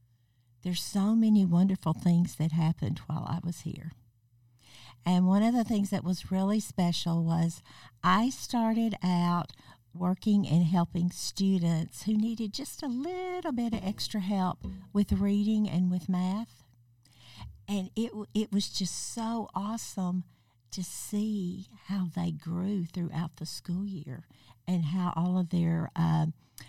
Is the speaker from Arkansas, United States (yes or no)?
yes; Arkansas, United States; moved away as an adult; now in Wichita, United States; I grew up in Arkansas.